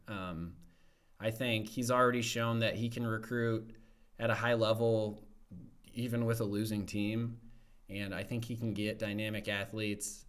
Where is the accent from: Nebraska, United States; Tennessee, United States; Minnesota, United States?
Nebraska, United States; Omaha; I grew up in Omaha